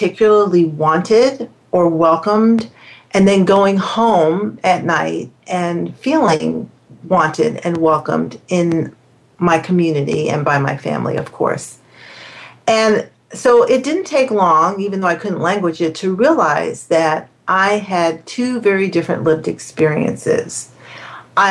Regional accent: New York City, New York, United States; living and growing up in New York City

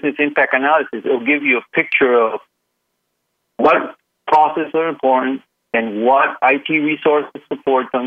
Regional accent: Puerto Rico; Puerto Rico, as you know, I'm from Puerto Rico. It rains here a little

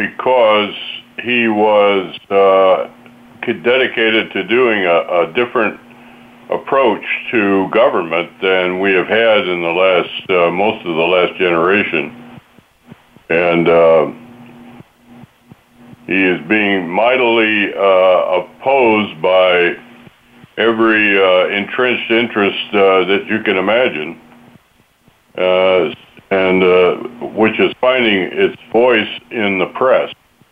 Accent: Lansing, Michigan, United States; now in Clifton, United States; In Lansing, outside of Lansing, Michigan, on a farm over there, and I now live in Clifton, Virginia, which is, I have a small horse farm here near Washington, D.C.

